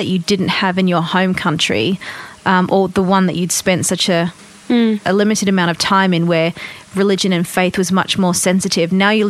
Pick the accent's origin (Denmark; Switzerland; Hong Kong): Denmark; Copenhagen, Capital Region; I grew up myself almost in Copenhagen, lived there for 10 years.